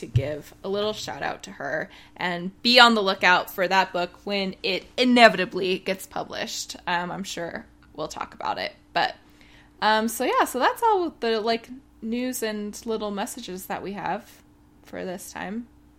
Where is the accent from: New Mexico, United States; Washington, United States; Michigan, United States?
Michigan, United States; I remember being excited to meet a fellow Midwesterner in Maryland. I'm originally from Michigan